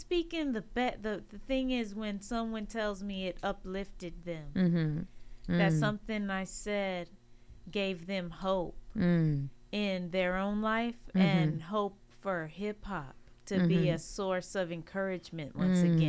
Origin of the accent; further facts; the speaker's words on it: Los Angeles, California, United States; back living close to my hometown